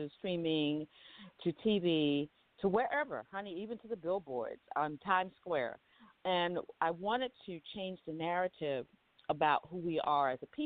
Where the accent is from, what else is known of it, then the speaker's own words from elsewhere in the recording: the South, United States; I'm from the South. I'm from down South